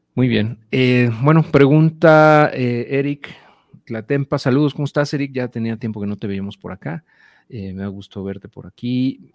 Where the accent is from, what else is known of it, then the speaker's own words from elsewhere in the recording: Mexico; nosotros viviendo en México, como ciudadanos mexicanos que vendemos en Estados Unidos